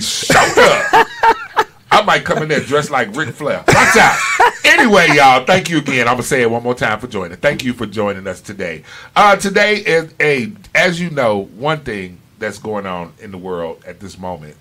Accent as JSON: {"language": "English", "town": "Chicago", "region": "Illinois", "country": "United States", "tie": "born or raised there", "moved": "as an adult", "lives_now": "South Florida, United States", "said": "I was born and raised in Chicago. Yes, I lived there 18 years."}